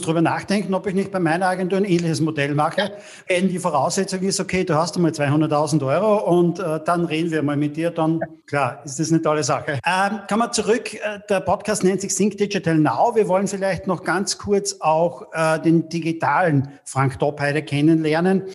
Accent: Austria; bei uns in Österreich

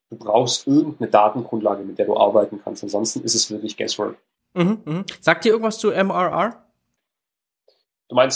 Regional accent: Stuttgart, Baden-Württemberg, Germany; Die beiden Founders, also einmal mein, mein Co-Founder, der Eugen und ich, wir kommen beide aus Stuttgart.

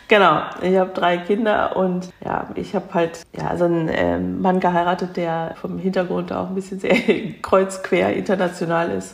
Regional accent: near Cologne, North Rhine-Westphalia, Germany; ich bin in Deutschland geboren, aber eben mit koreanischen Wurzeln. Ich bin also 1970 geboren und bin in der Nähe von Köln aufgewachsen, in einer Vorstadt von Köln

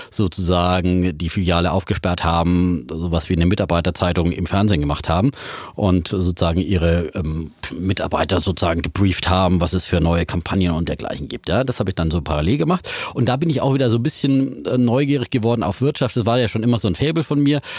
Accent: Leipzig, Saxony, Germany; ich bin in Leipzig ah, aufgewachsen.

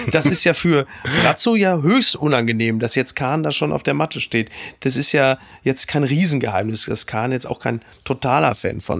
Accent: Dortmund, North Rhine-Westphalia, Germany; aber was soll ich denn sagen als Dortmunder mit Lewandowski?

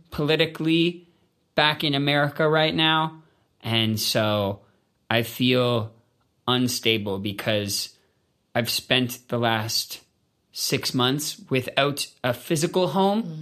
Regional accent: Canada; And so being Canadian uh, taught me how to feel a part of something bigger.

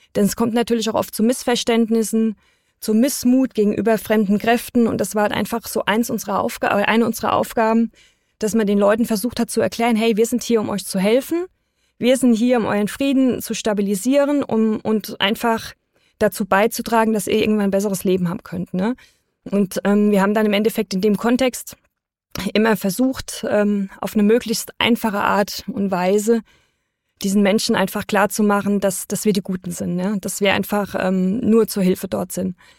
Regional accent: Germany; wir als Deutsche

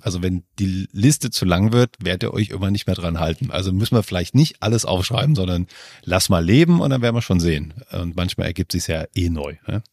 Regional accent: Germany; in Deutschland aufgewachsen

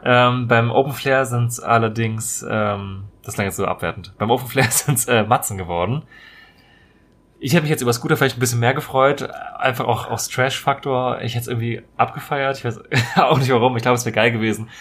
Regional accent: Marburg, Hesse, Germany; das ist relativ nahe meiner Heimatstadt eigentlich. In, äh, komme ursprünglich aus Marburg in Hessen.

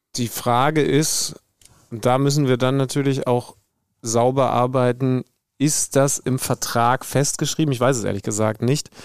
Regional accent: near Wolfsburg, Lower Saxony, Germany; ich bin hier in der Nähe aufgewachsen

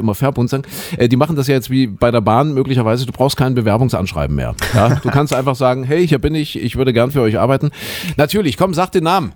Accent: Leipzig, Saxony, Germany; wir waren ja damals, ja, Mensch, Schüler, 18 Jahre aus der DDR

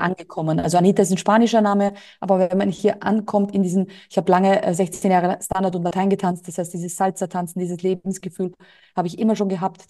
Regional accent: Austria; moved away as an adult; now in Mallorca, Spain; Bei uns in Österreich stellst du die Tonne vor die Türe, wird abgeholt.

